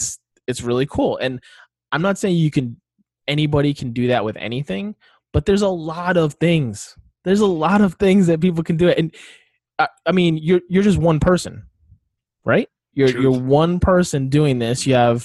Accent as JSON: {"language": "English", "region": "Northeast", "country": "United States", "tie": "born or raised there", "said": "I grew up in the Northeast. Hockey was around Bruins and the Beanpot"}